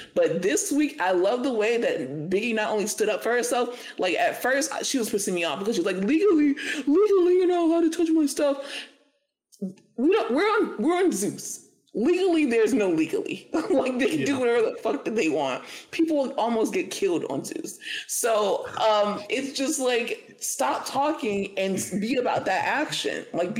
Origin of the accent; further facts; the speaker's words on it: Florida, United States; I would admit to it because I'm from Florida and we did it.